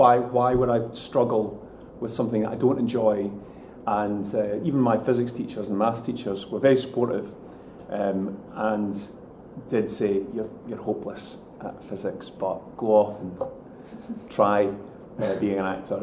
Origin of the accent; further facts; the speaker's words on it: Bo'ness, Scotland, United Kingdom; I grew up in Bowness, it's a town outside of Edinburgh